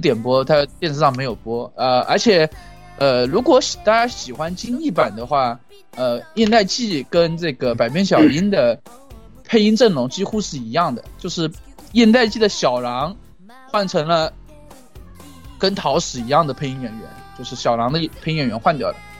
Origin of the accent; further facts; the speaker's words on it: Jiangxi, China; 我是江西人